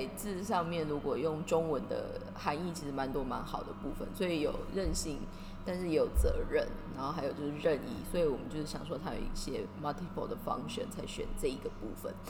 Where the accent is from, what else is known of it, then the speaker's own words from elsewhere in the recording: Taiwan; moved away as an adult; now in Tokyo, Japan; 我们现在人其实，在东京，然后我们都是台湾人。